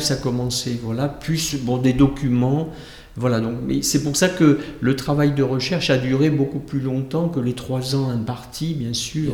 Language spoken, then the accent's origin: French; Houilles, Île-de-France, France; moi-même, je suis né à Houille, dans le 78.